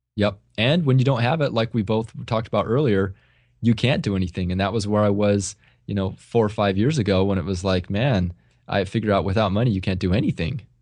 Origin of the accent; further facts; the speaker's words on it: Central California, United States; the area where I grew up here in Central California is, it's very agrarian-based